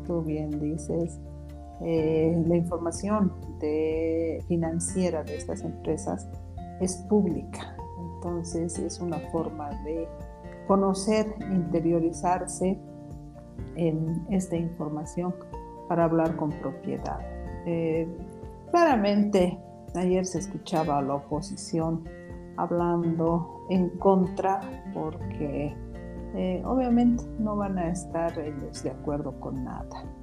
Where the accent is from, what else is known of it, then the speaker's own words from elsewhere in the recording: Bolivia; todos los que vivimos en esta patria, en nuestro estado plurinacional llamado Bolivia